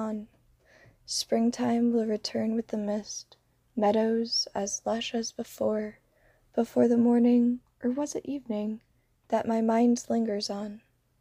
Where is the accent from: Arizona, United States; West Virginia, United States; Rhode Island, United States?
Rhode Island, United States; also born or lived in Florida; I am originally from Rhode Island